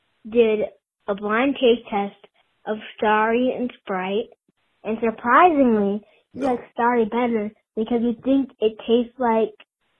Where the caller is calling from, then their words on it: Colorado Springs, Colorado, United States; I'm calling from Colorado Springs, Colorado.